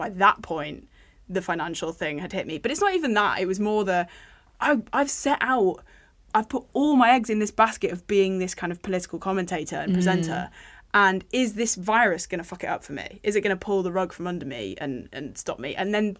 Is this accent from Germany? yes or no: no; United Kingdom; We've stopped being so British about it.